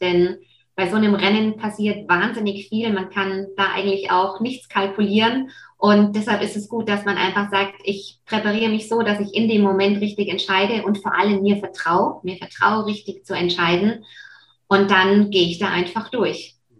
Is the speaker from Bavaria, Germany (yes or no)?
yes; Nuremberg and Fürth, Bavaria, Germany; was dann natürlich auch nicht weit von Nürnberg und Fürth weg ist, wo ich aufgewachsen bin.